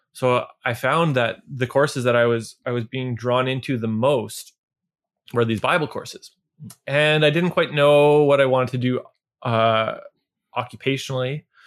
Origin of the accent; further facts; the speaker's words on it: Niverville, Manitoba, Canada; where I grew up in Niverville